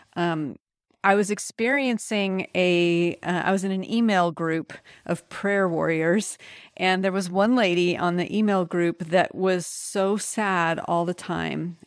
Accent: United States; also born or lived in France; as an American

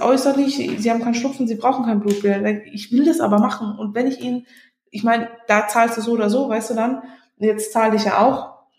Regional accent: Germany; moved away; bei uns in Deutschland

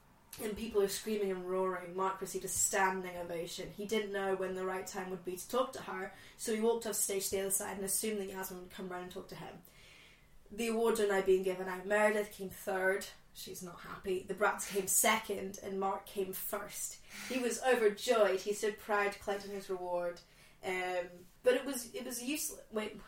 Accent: Scotland, United Kingdom; I've grown up in Scotland, but my parents are not Scottish.

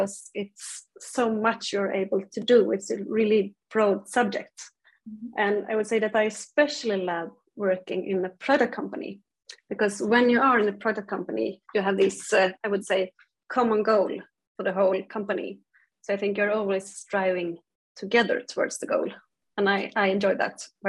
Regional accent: Umeå, Västerbotten County, Sweden; now in Gothenburg, Sweden; Originally, I'm from Umeå, which is quite high up in the north of Sweden

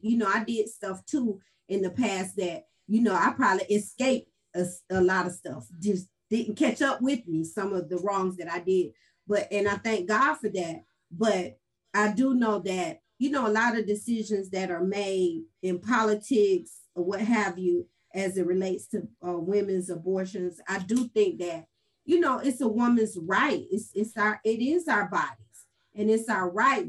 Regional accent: Valdosta, Georgia, United States; now in Atlanta, United States; I'm from Valdosta, Georgia. So grew up in the country, raised country, now been in Atlanta about 35 years

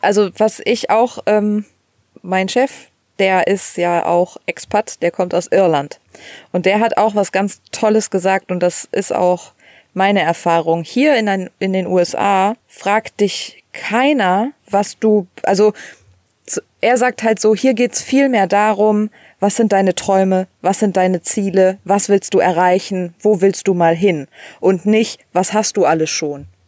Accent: Germany; moved away as an adult; now in United States; wir als Deutsche

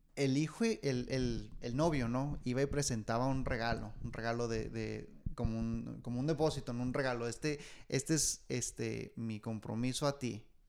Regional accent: Ciudad Juárez, Chihuahua, Mexico; now in United States; yo soy, de, soy nacido de Juárez, pero por obra del Señor, aquí estoy, en Estados Unidos

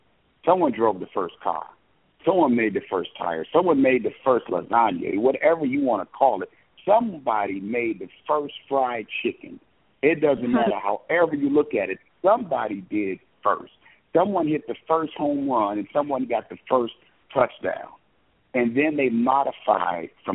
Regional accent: Illinois area and Wisconsin, United States; growing up in the Illinois area and Wisconsin

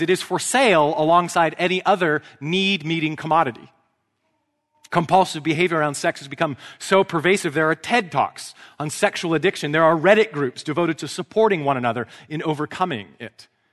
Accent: Vancouver, British Columbia, Canada; an Anglican priest in my hometown of Vancouver

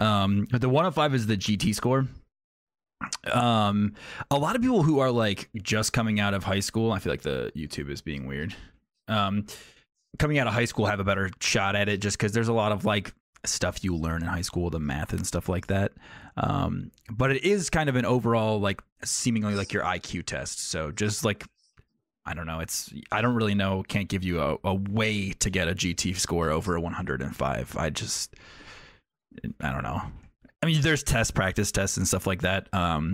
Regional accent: New York, United States; I'm from New York originally. So like, we take a lot of standardized tests in New York State.

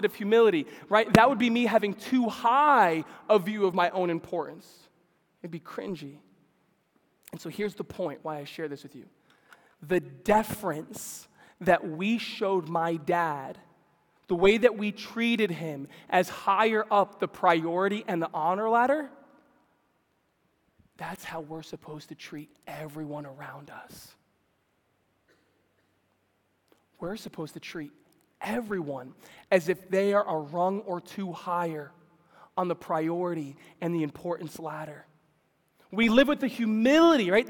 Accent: New York City, New York, United States; Growing up in New York City

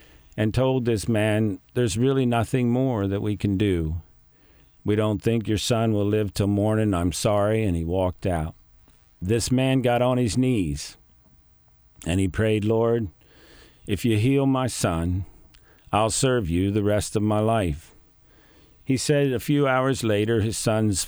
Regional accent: Greenwood, Delaware, United States; born and raised in the Mennonite community of Greenwood

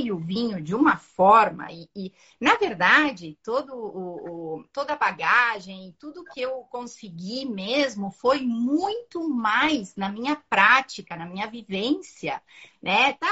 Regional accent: Uruguay; moved away as an adult; now in Porto Alegre, Brazil; Mas, enfim, eu sou uruguaia. E eu vim há 23 anos para Porto Alegre, trazendo marcas do Uruguai para uh, trabalhar aqui no Brasil, né?

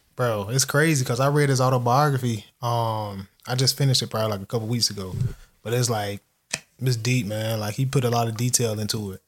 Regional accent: United States; We Americans

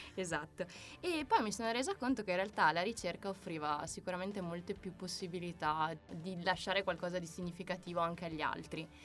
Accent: Apulia, Italy; now in Veneto, Italy; io sono pugliese

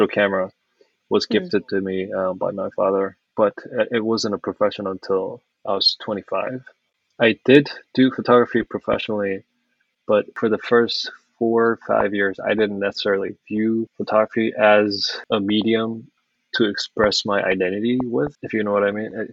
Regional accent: South Korea; first language Korean; English is a second language; moved away as an adult; now in United States

